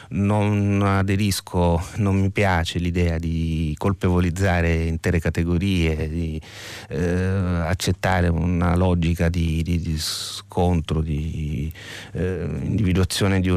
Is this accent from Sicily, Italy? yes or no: yes; Sicily, Italy; assomiglia alla mia terra di origine che è la Sicilia